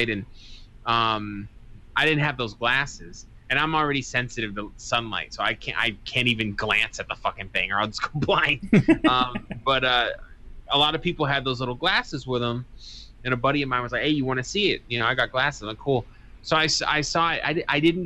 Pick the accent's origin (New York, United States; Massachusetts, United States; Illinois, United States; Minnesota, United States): Massachusetts, United States; Boston; now in Arizona, United States; I'm from Boston, Southie